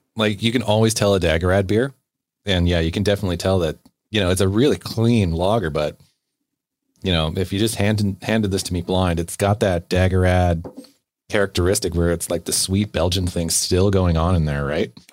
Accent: Bellingham, Washington, United States; now in British Columbia, Canada; my hometown of Bellingham

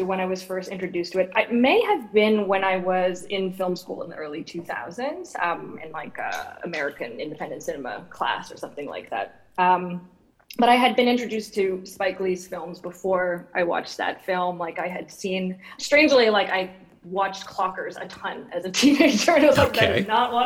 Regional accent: Dartmouth, Nova Scotia, Canada; I grew up in I grew up in Nova Scotia in Dartmouth, Nova Scotia

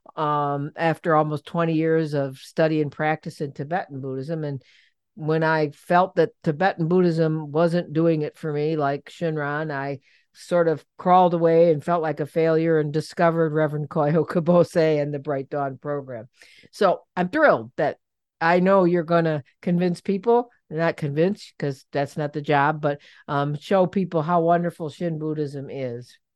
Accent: Cleveland, Ohio, United States; I'm from Cleveland

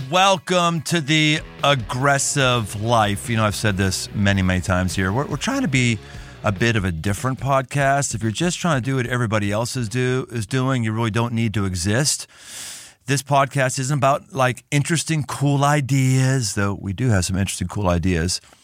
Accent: Cincinnati, Ohio, United States; my hometown in Cincinnati

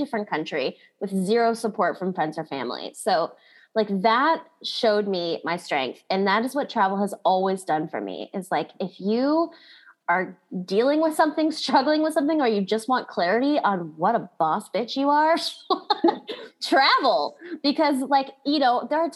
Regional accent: Kailua, Hawaii, United States; So I grew up in Hawaii, which is an awesome place to grow up

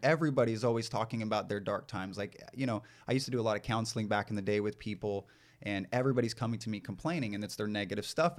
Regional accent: East Texas, United States; moved away as an adult; also born or lived in San Diego / Los Angeles; growing up in East Texas, I grew up in a, a home with four boys

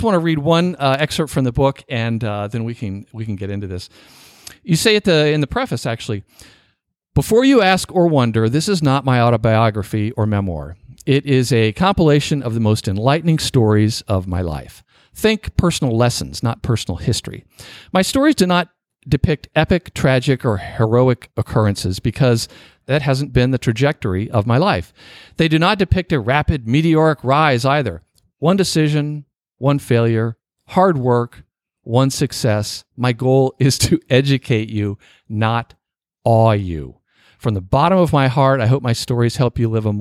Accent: Norfolk, Virginia, United States; my hometown

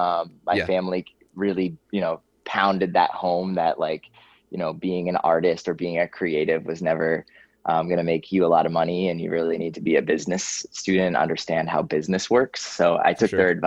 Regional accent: Boston, Massachusetts, United States; We grew up in Boston, Massachusetts

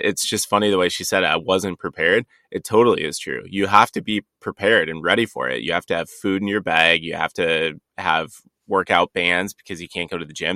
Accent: Dubuque, Iowa, United States; you went to Dubuque, my hometown.

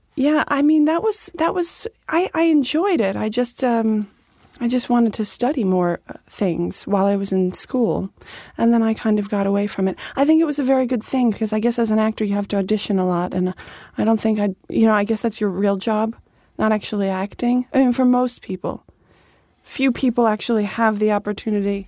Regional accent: Dix Hills, New York, United States; born or raised there

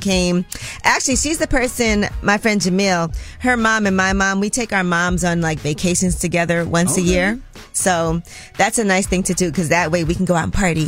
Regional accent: New York City, New York, United States; I'm from Brooklyn, as … is

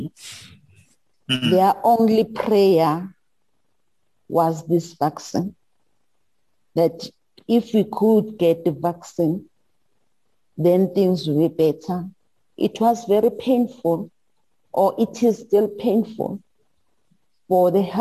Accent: South Africa; I'm from South Africa

